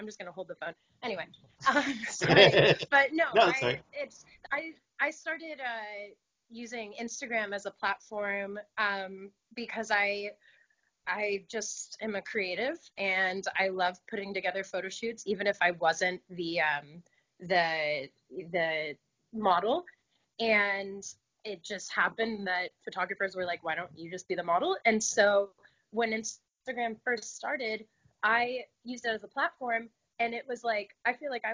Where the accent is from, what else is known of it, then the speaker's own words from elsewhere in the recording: Los Angeles, California, United States; I grew up in the Valley. So I think just as a Valley girl at heart